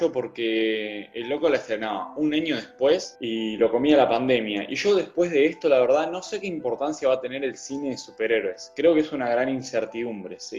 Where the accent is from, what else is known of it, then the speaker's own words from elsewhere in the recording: Utica, New York, United States; Yo soy de Útica y jamás oí el término.